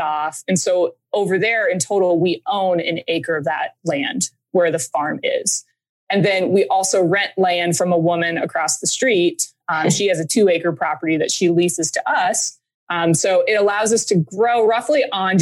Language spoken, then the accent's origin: English; Des Moines, Iowa, United States; also born or lived in Colorado; I grew up here in Des Moines